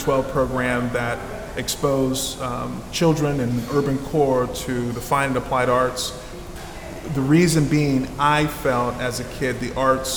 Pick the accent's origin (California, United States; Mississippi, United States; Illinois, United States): California, United States; San Jose; I'm originally from San Jose, California, born and raised by my grandparents